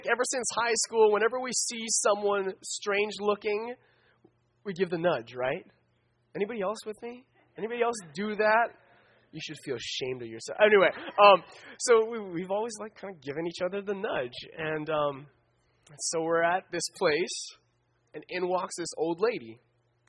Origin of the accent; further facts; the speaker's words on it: Philippines; I'm Filipino